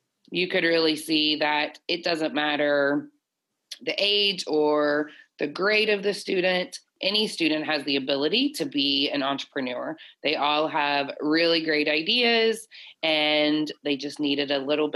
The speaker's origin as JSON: {"language": "English", "area": "Calhoun County", "region": "West Virginia", "country": "United States", "tie": "born or raised there", "also_born_or_lived": "Illinois", "moved": "as an adult", "said": "my first principal's position being in my hometown"}